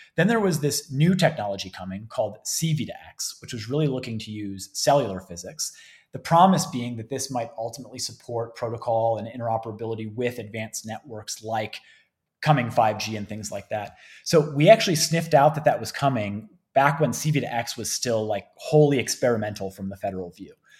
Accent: Cleveland, Ohio, United States; moved away as an adult; now in Colorado, United States; I actually was born and raised in the Cleveland area, so Northeast Ohio.

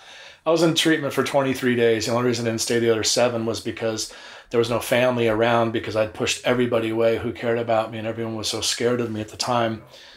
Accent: Long Beach, California, United States; Growing up in Long Beach, the scene was awesome.

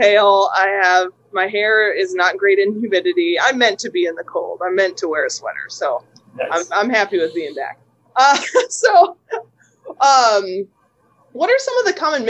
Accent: Michigan, United States; moved away as an adult; also born or lived in South Florida; I grew up in Michigan

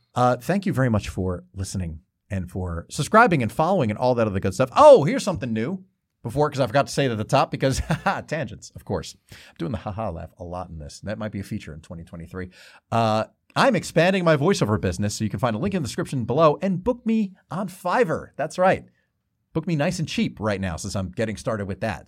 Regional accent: Lakewood, New Jersey, United States; I grew up in Lakewood, New Jersey

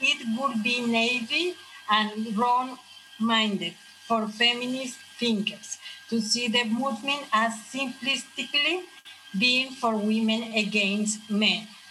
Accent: Colombia; English is a second language; moved away; I am from Colombia, and I'm here at the Living Center as a student for improve my English.

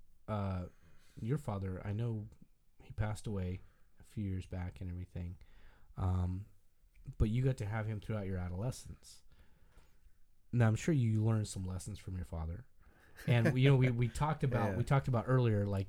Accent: White Mountains, Arizona, United States; my friend Jared and I grew up in the White Mountains there in Arizona

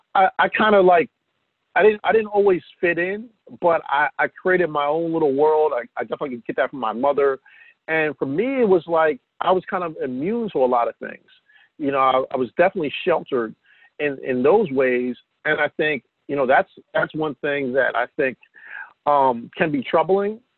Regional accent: New Jersey, United States; also born or lived in Atlantic City, New Jersey (born); growing up in South Jersey

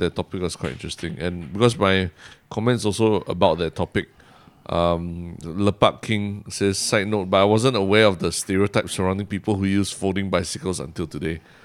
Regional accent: Singapore

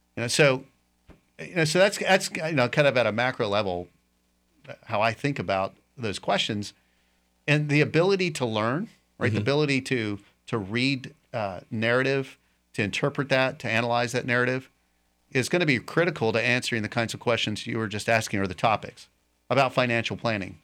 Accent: Raleigh, North Carolina, United States; moved away as an adult; also born or lived in Tennessee / Winter Haven, Florida; now in Lakeland, United States; I grew up actually in North Carolina, Raleigh

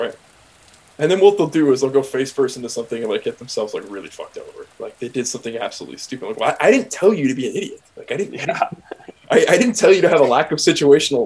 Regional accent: Oakland, California, United States; I grew up in Oakland

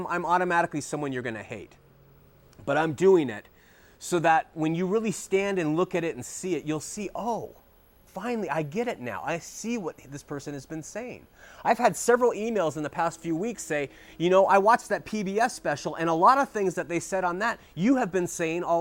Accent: Huntington Beach, California, United States; also born or lived in Orange County, California; I grew up in Huntington Beach, California

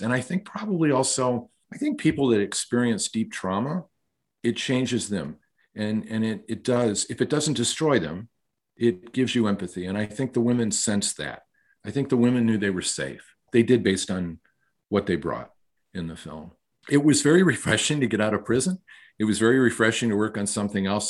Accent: Michigan, United States; born or raised there; moved away as an adult; also born or lived in New York

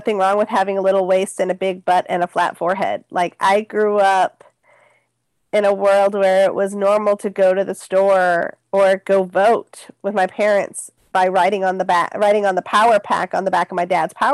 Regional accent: Bay Area, California, United States; I grew up in the Bay Area

